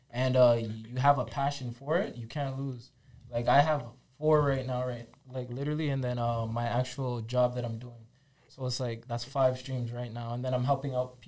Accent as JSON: {"language": "English", "town": "Toronto", "region": "Ontario", "country": "Canada", "tie": "born or raised there", "said": "I grew up in Little Somalia. You know what I mean? Weston and Lawrence."}